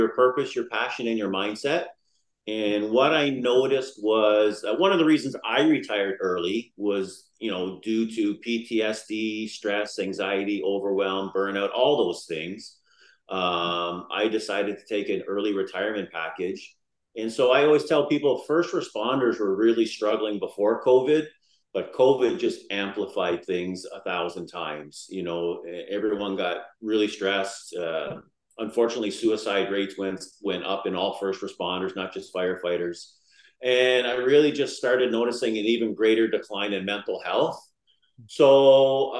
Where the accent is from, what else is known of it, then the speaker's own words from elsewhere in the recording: Niagara Falls, Ontario, Canada; I was born and raised in Niagara Falls.